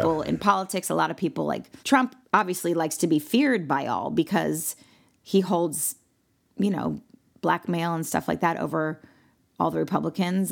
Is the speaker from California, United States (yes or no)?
yes; Malibu, California, United States; I'm from Malibu, California